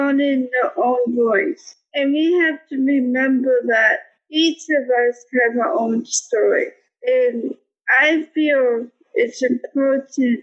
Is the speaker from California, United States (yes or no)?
no; Cincinnati, Ohio, United States; I'm from Cincinnati, Ohio